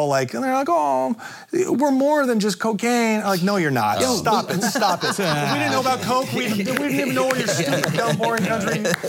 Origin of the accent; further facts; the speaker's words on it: United States; I like just being an American.